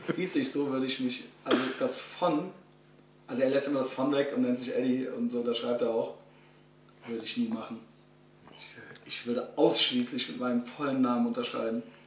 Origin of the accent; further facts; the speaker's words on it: Germany; als Deutscher